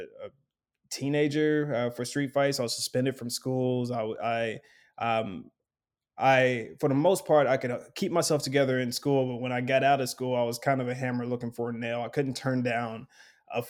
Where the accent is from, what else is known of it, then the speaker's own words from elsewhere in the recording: Lexington, Kentucky, United States; now in Chicago, United States; I'm from Lexington, Kentucky, and I grew up with a single mother and my two brothers